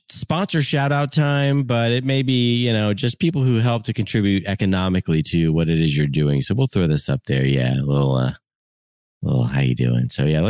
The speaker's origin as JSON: {"language": "English", "country": "United States", "said": "it's always fascinating for me as an American"}